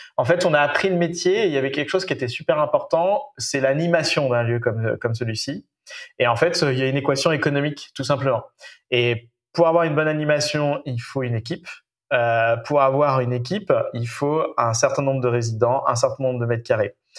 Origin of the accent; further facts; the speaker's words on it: Nantes, Pays de la Loire, France; Je suis né à Nantes, j'ai fait mes études à Nantes